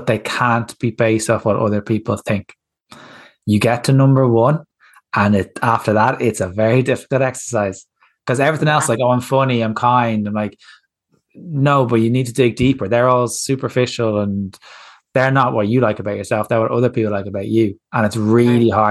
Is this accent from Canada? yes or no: no; Ireland; As Irish people